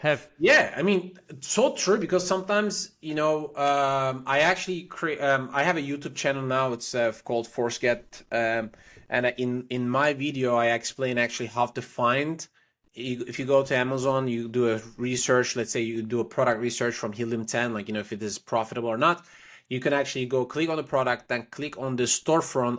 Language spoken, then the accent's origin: English; Istanbul, Turkey; moved away as an adult; also born or lived in Paris, France / Prague, Czech Republic / China; now in Miami, United States; I was born in Istanbul, Turkey.